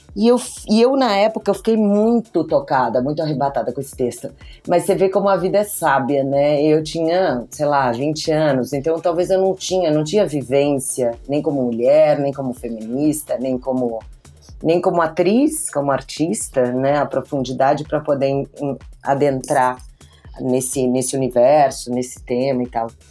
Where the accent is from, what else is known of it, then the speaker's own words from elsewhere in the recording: Brazil; eu vim para cá e nasci no Brasil